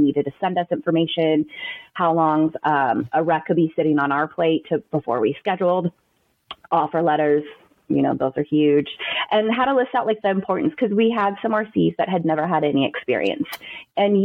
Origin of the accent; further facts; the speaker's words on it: Southern California, United States; moved away as an adult; also born or lived in Frisco, Texas; now in Texas, United States; I am born and raised in Southern California, lived there for like 25 years of my life, and we packed up and moved to Texas